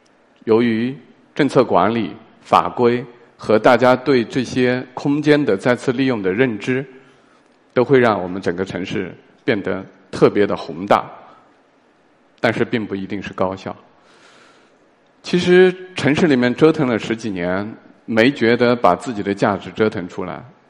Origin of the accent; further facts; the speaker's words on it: Tianyuan, China; moved away; 我的家乡叫田园镇